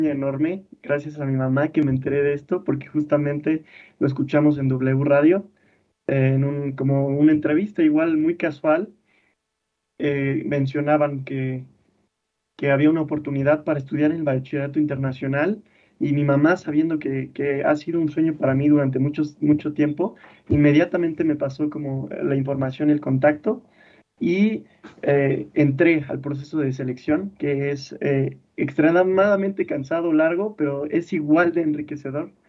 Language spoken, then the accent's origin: Spanish; Mexico